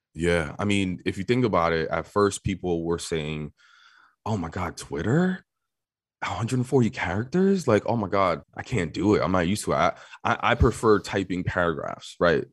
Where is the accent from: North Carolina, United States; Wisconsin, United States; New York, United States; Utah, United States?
New York, United States; New York City; born and raised in New York City